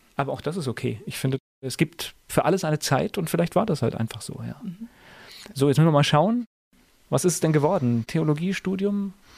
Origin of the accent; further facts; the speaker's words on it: North Rhine-Westphalia, Germany; ich komme gebürtig auch aus Nordrhein-Westfalen